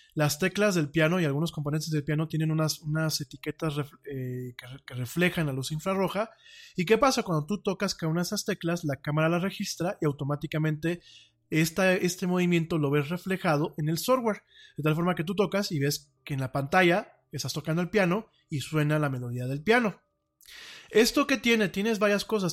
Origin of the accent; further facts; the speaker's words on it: Mexico; orgullosamente soy mexicano, aquí vivo y aquí me pienso morir